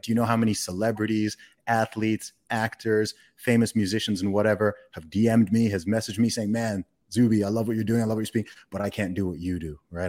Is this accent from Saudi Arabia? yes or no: yes; Saudi Arabia; moved away; I grew up in the Middle East. I grew up in Saudi Arabia